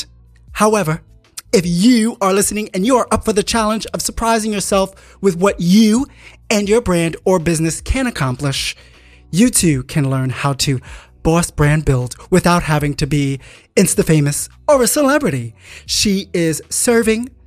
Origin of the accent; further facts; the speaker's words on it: New York City, New York, United States; Puerto Rican growing up in New York City